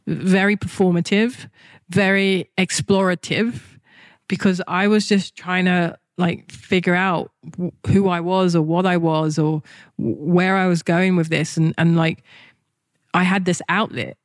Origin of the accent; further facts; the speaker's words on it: London, United Kingdom; moved away as an adult; also born or lived in Japan; in England, when I was a kid, I'd open my mouth and someone's already judging me based on my accent, what class I'm in, what type of education I'm in, what part of London I'm from